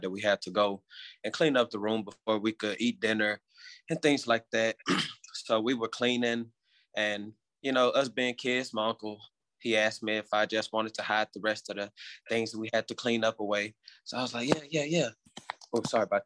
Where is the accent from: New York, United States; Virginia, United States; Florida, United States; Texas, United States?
Texas, United States; Houston; I am from Houston, Texas